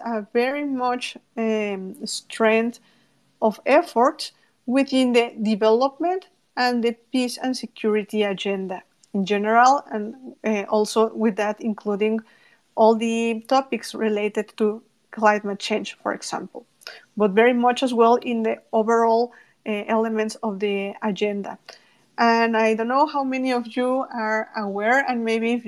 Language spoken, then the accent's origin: English; Mexico; from Mexico